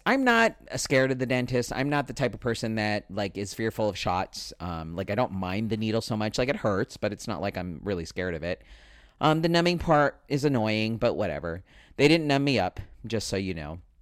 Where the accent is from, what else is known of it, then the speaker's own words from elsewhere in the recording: Spring Valley, California, United States; Where I grew up in Spring Valley was the ghetto side